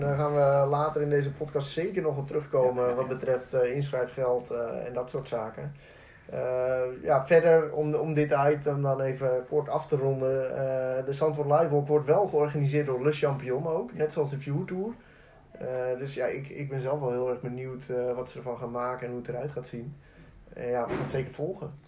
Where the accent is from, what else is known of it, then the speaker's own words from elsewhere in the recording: Alkmaar, North Holland, Netherlands; ik kom zelf uit Alkmaar